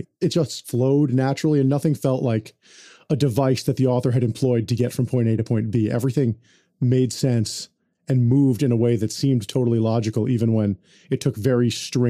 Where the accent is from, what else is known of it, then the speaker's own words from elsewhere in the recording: New York, United States; But as a New Yorker, that vision, have you seen that New Yorker cover of the world is seen from New York